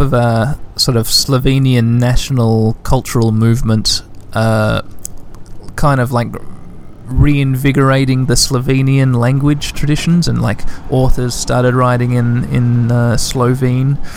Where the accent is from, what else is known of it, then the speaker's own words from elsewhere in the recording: Western Australia, Australia; 2 million is the population of Western Australia, my home state